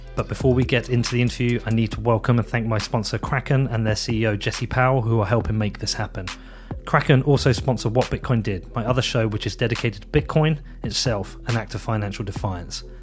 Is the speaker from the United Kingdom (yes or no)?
yes; United Kingdom; I'm British